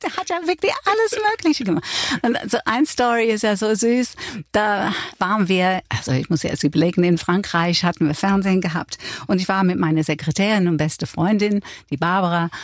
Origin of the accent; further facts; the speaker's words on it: England, United Kingdom; accent: English; first language English; German is a second language; moved away; mein englischer Akzent